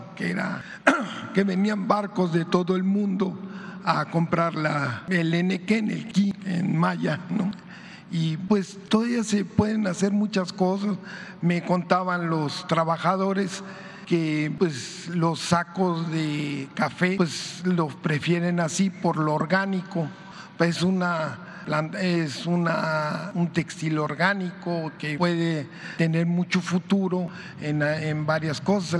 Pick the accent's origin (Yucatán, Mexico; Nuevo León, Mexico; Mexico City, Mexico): Yucatán, Mexico; moved away; aquí en mi tierra, en Yucatán